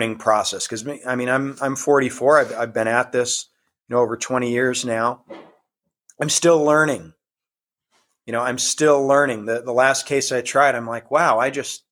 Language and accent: English; Iowa, United States; started the website in my home state of Iowa